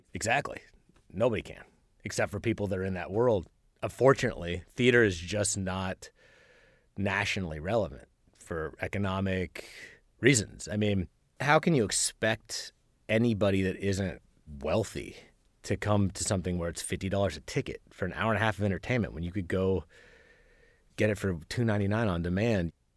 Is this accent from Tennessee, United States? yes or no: no; Lawrence, Kansas, United States; moved away as an adult; also born or lived in Bronx, New York; now in Bloomington, United States; I'm from Lawrence, Kansas